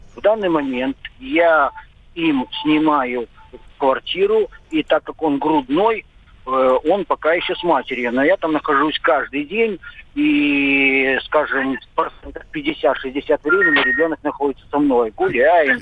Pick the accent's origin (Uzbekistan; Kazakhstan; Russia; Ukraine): Russia; Moscow; Я москвич, квартира у меня есть своя личная, гражданство России